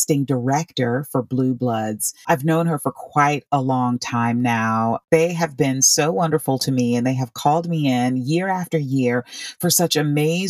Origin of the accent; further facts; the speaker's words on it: Orlando, Florida, United States; I grew up in Orlando, Florida